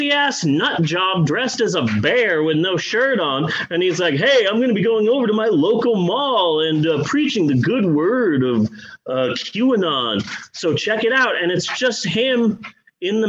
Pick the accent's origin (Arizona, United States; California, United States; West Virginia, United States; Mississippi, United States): Arizona, United States; Phoenix; moved away; growing up in Phoenix